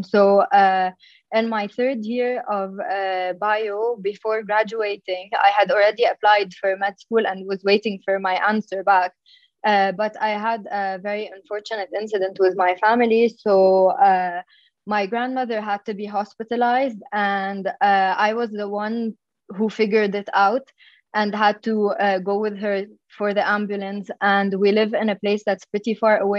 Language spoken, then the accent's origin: English; Dhour El Choueir, Mount Lebanon, Lebanon; I come from Dhour Shouer in Lebanon. So it's a town very known for its community service. And so I grew up in a place and in a family that emphasized giving back to the community